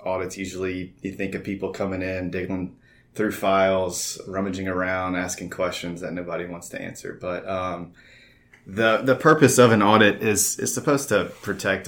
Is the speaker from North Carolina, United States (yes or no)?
no; Prairieville, Louisiana, United States; I am from Prairieville, Louisiana